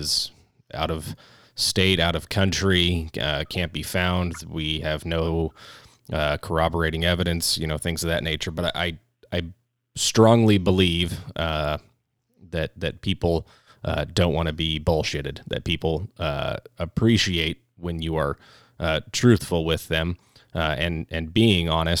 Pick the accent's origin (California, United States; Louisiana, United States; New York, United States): California, United States; also born or lived in Orange County; somebody who is from California. I grew up a little bit in Orange County